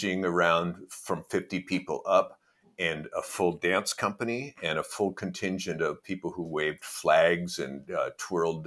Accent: Portland, Oregon, United States; I'm from Portland. I was born in Portland, Oregon

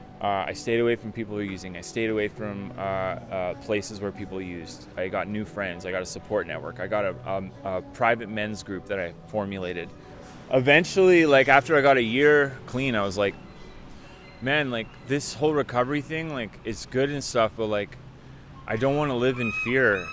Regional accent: Richmond, British Columbia, Canada; also born or lived in Vancouver, Canada; I'm from here. I grew up in Richmond, British Columbia

